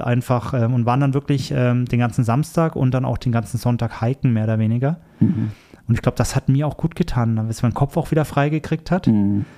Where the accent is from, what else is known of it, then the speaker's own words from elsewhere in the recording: Erlangen, Bavaria, Germany; moved away; mit meinen besten Freunden aus Deutschland, ähm, wo ich herkomme, aus der Erlanger Ecke, aus der Franken Ecke quasi